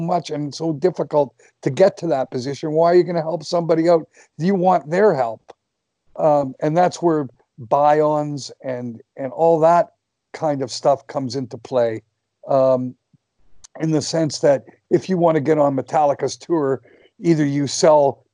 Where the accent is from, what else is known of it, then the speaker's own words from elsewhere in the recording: Canada; I'm a Canadian